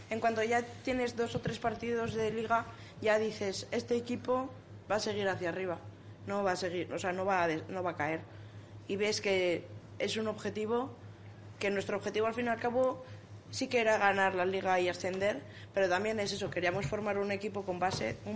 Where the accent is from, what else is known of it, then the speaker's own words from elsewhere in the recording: Navia, Asturias, Spain; born there; Eh, Navia.